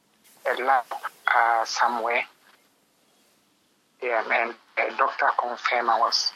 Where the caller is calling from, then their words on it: Accra, Greater Accra, Ghana; I'm calling from the capital. That's Accra.